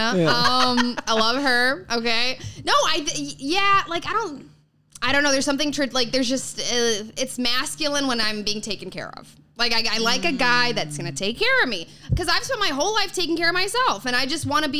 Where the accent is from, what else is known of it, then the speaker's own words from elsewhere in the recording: Chicago, Illinois, United States; now in New York, United States; Suburbs of Chicago.